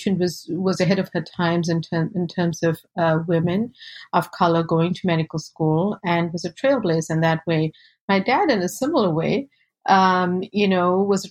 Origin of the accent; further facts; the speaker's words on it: South Africa; now in United States; I was born and raised in South Africa to South Asian parents and fourth generation.